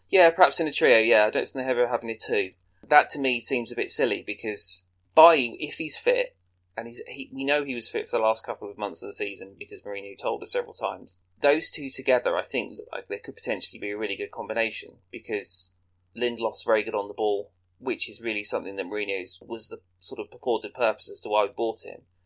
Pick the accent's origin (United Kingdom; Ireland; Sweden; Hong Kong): United Kingdom; England; as an Englishman